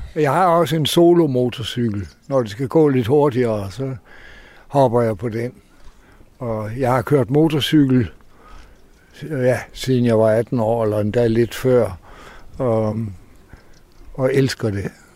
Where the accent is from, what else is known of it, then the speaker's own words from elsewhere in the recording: Aarhus, Central Denmark Region, Denmark; also born or lived in Samsø; jeg er gammel Aarhus-dreng